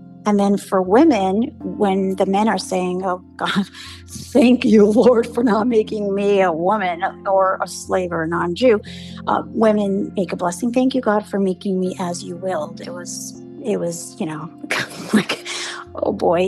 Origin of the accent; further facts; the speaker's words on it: New York City, New York, United States; first language English; grew up in the 80s and 90s in Brooklyn